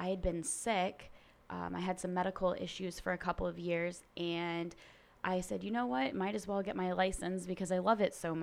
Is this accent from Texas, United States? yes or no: no; Naples, Florida, United States; I am a seventh-generation Floridian. I actually was born and raised in Naples, so I am native to this area